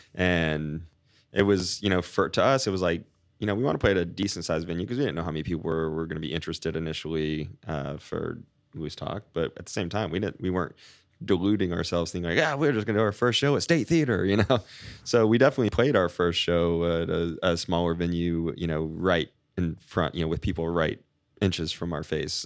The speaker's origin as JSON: {"language": "English", "town": "Winter Haven", "region": "Florida", "country": "United States", "tie": "born or raised there", "moved": "as an adult", "lives_now": "St. Petersburg, United States", "said": "I grew up in Winter Haven"}